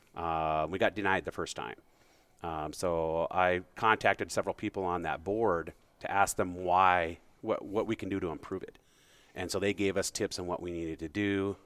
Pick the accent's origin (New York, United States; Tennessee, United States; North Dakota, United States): North Dakota, United States; Bismarck; moved away as an adult; also born or lived in Great Falls, Montana / Minneapolis / Fargo, North Dakota / Billings, Montana; I grew up in Bismarck, Mandan area